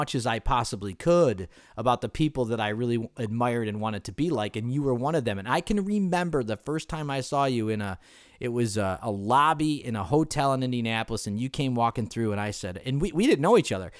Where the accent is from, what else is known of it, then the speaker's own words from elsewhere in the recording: Ireland; even though you're Asian and I'm Irish, which I will always consider the Irish people much more superior, as you know.